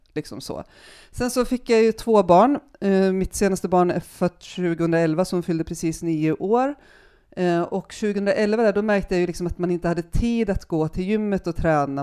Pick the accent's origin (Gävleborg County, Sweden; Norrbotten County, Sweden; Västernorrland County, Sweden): Gävleborg County, Sweden; Järvsö; moved away as an adult; also born or lived in Hede, Härjedalen / Stockholm; jag är uppvuxen i Järvsö